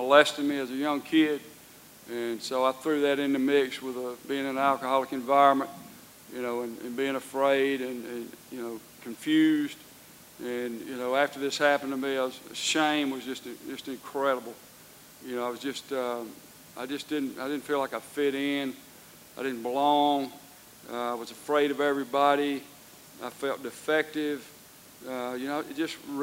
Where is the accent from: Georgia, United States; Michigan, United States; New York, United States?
Georgia, United States; I was born in Georgia. I've lived in Georgia all my life